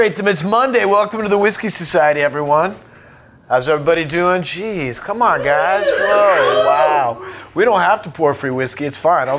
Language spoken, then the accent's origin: English; California, United States; accent: thick California; my thick California accent